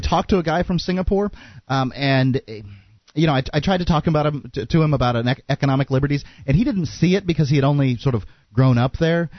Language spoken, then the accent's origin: English; Sarasota, Florida, United States; now in Keene, United States; I was born in the city of, uh, near the city of yeah, in the city of Sarasota